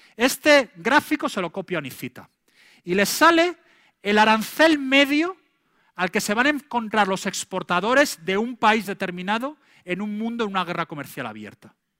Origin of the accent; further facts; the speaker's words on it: Spain; now in United States; en España en aquella época